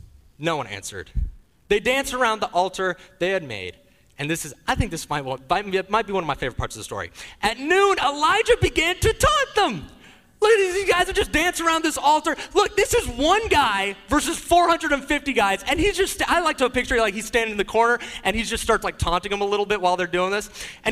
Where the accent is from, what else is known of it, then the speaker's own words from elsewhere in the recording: Leidschendam, South Holland, Netherlands; born there; also born or lived in Wales; So I grew up overseas. I was born in Leidschendam in the Netherlands in Europe. But there was a brief period of time between the ages of 10 and 13 years old where my family lived in the United Kingdom.